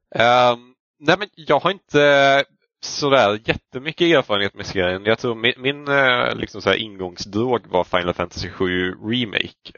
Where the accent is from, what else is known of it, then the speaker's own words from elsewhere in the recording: Norrland, Sweden; som någon som kommer från liksom en liten by uppe i Norrland